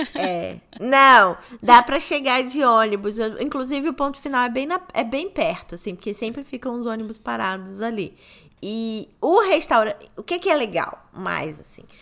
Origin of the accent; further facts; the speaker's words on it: Rio de Janeiro, Brazil; eu sou do Rio de Janeiro, nascida e criada